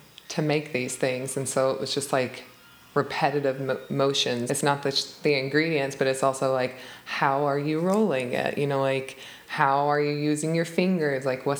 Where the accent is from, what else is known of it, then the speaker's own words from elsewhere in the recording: Alabama, United States; We are an immigrant family, so it was weird growing up there.